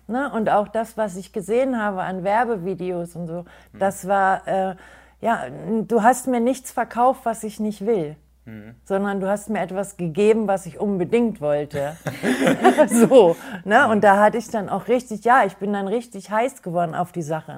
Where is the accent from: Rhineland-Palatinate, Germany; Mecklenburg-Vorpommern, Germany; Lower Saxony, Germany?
Lower Saxony, Germany; Garbsen; komme aus Hannover-Garbsen